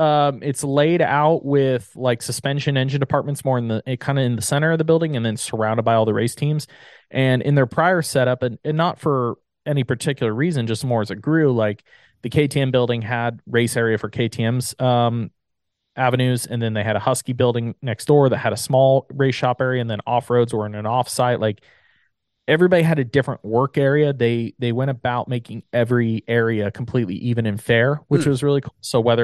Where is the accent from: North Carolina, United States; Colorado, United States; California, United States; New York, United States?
California, United States; Southern; I'm born and raised in SoCal.